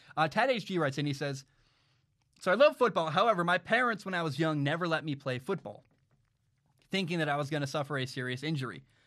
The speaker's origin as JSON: {"language": "English", "region": "Washington", "country": "United States", "tie": "born or raised there", "said": "I, I grew up in Washington"}